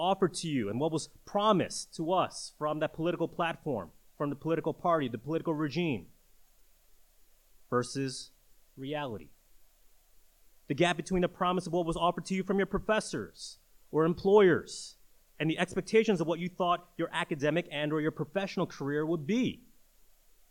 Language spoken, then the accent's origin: English; New York City, New York, United States; growing up in New York City